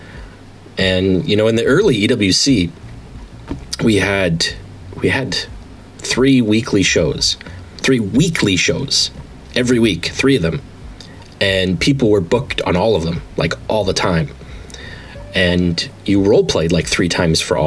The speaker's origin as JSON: {"language": "English", "region": "Manitoba", "country": "Canada", "said": "I'm a Canadian boy. I'm from Manitoba."}